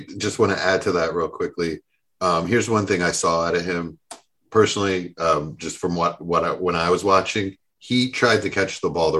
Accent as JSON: {"language": "English", "region": "New Jersey", "country": "United States", "said": "Like, I'm from Jersey. I have to like … and …."}